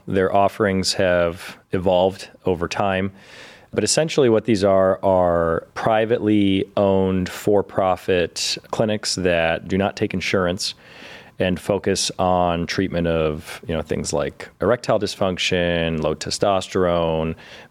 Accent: Cleveland, Ohio, United States; also born or lived in Toledo / Chicago; So I grew up here in Cleveland

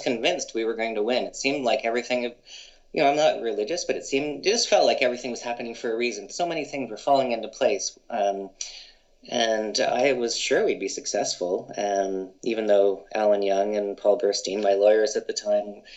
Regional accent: London, Ontario, Canada; moved away as an adult; also born or lived in British Columbia; growing up in London, Ontario

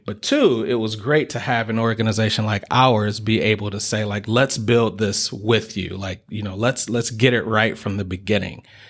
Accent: Detroit, Michigan, United States; moved away as an adult; now in Kalamazoo, United States; I uh, was raised on the east side of the state, uh, so I'm from Detroit, Michigan

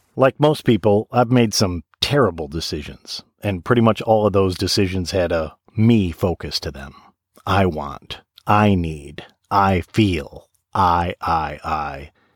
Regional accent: Michigan, United States; I grew up in Michigan, so I'm all about the water

